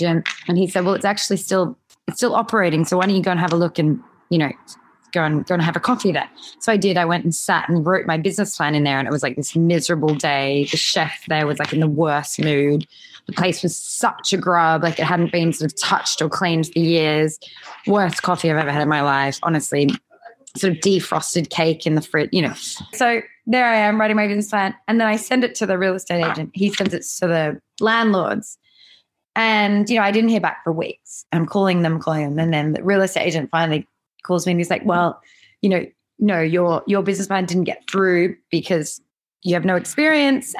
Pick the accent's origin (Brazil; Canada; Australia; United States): Australia; Western District of Victoria; moved away as an adult; now in London, United Kingdom; I grew up in the Western District of Victoria on farm life, which was wonderful.